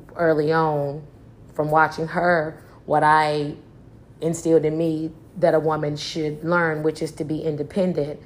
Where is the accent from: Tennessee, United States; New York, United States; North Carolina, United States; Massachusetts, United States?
Tennessee, United States; Trenton; moved away as an adult; also born or lived in Memphis, Tennessee / Chicago, Illinois; I was raised by my grandmother in a small town called Trenton, Tennessee